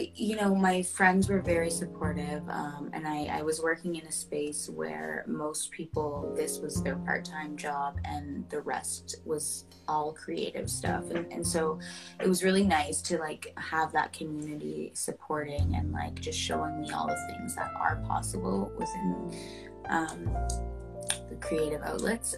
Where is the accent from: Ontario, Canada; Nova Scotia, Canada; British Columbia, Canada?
Ontario, Canada; Pickering; now in Toronto, Canada; I'm originally from Pickering, which is a smaller town outside of Toronto